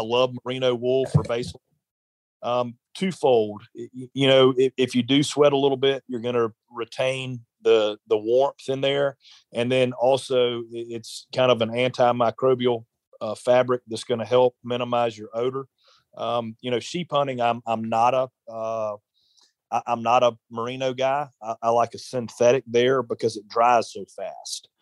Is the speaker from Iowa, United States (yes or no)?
no; South Carolina, United States; growing up in South Carolina